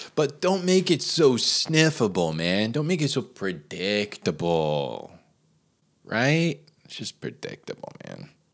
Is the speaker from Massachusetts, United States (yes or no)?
no; New Jersey, United States; a lot of the houses growing up in New Jersey were bilevels